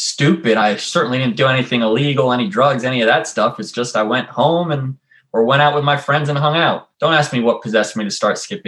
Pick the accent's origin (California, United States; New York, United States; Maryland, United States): Maryland, United States; Rockville; I grew up in Rockville, Maryland, right outside of DC